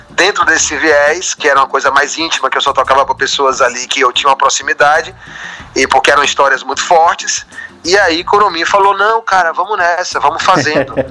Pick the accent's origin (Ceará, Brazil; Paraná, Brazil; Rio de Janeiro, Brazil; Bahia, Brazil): Bahia, Brazil; Feira de Santana; logo quando eu cheguei do Sertão, eu sou de Feira de Santana